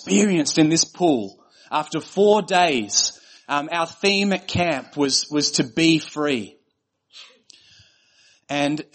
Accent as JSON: {"language": "English", "country": "Australia", "said": "I was from Australia. I was the only Australian."}